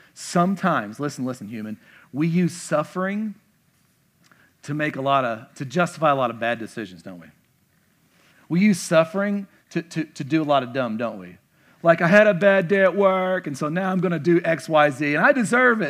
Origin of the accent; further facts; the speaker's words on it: the South, United States; moved away; I'm from the South